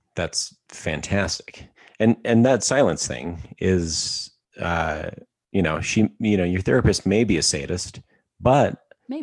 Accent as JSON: {"language": "English", "region": "Alberta", "country": "Canada", "said": "I am from Alberta, Canada"}